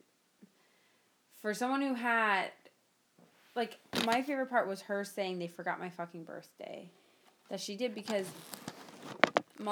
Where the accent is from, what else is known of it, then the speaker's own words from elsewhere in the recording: North Miami, Florida, United States; I'm from North Miami, Florida, born and raised.